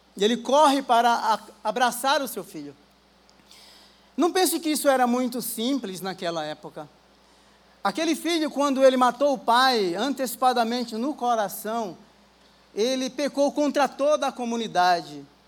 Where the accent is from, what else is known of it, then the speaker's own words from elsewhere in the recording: Rio Grande do Norte, Brazil; moved away; eu sou do Rio Grande do Norte